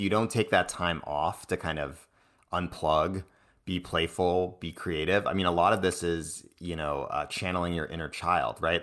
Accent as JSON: {"language": "English", "region": "East Coast", "country": "United States", "tie": "born or raised there", "moved": "yes", "lives_now": "San Francisco, United States", "said": "I grew up on the East Coast"}